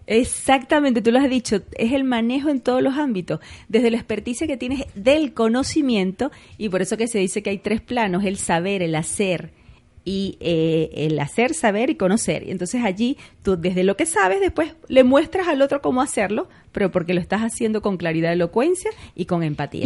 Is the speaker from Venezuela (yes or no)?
yes; Venezuela; nos acostumbramos, por ejemplo, los venezolanos, entre esos me incluyo como buena venezolana, que nos comemos las S